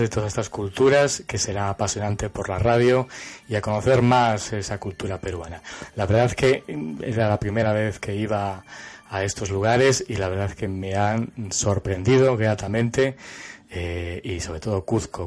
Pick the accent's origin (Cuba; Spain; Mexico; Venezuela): Spain; Cáceres, Extremadura; una ciudad donde yo nací, que es Cáceres